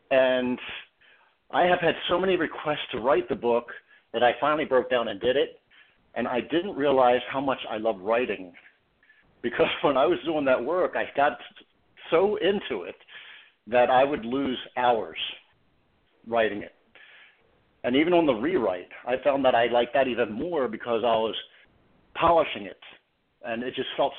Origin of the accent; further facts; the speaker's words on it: Baltimore, Maryland, United States; Well, Baltimore City, I grew up Catholic, and I have two sisters and one brother.